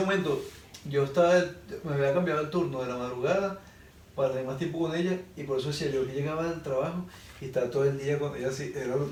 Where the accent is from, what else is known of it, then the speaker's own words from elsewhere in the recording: Venezuela; moved away; soy de Venezuela